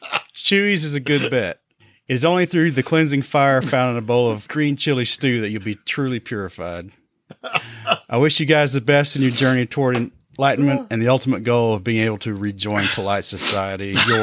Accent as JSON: {"language": "English", "region": "New Mexico", "country": "United States", "tie": "born or raised there", "said": "An affront, in fact, to the culinary heritage of my home state of New Mexico."}